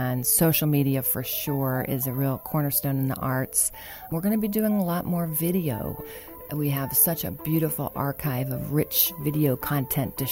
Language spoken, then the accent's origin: English; Dayton, Ohio, United States; moved away as an adult; also born or lived in Charleston; now in Dayton, United States; I'm originally from Dayton, so I'm a Dayton native, but 10 years ago, I moved to Charleston